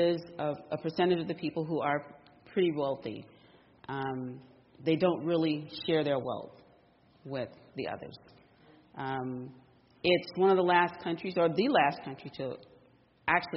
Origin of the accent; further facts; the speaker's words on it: Alabama, United States; moved away as an adult; also born or lived in Washington, D.C.; I'm originally from Alabama